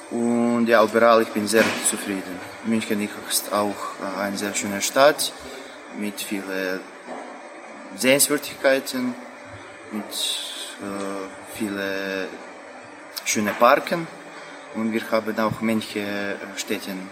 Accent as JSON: {"language": "German", "country": "Croatia", "second_language": "German", "said": "äh, ich komme aus Kroatien, ich bin 23 äh, Jahre alt und ich studiere Archäologie."}